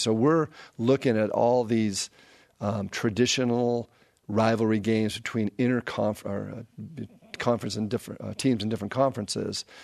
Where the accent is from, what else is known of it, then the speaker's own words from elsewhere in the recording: Pasadena, California, United States; it's in the Rose Bowl. This is my hometown